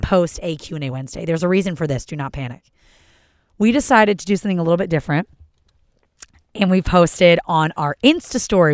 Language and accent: English; Philadelphia, Pennsylvania, United States; moved away; I'm from Philly